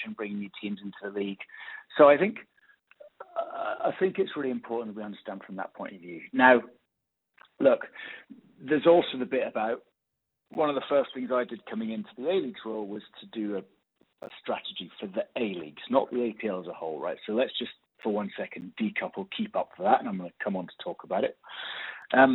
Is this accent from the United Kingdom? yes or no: yes; United Kingdom; moved away as an adult; now in Australia; I come, probably tell by my accent, I come from the UK.